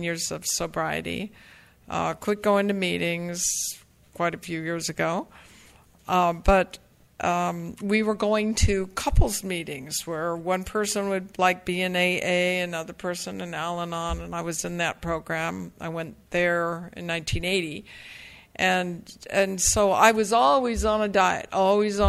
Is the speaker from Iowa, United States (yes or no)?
no; the Bay Area, California, United States; I grew up here in the Bay Area, and I lived in the same house for 17 years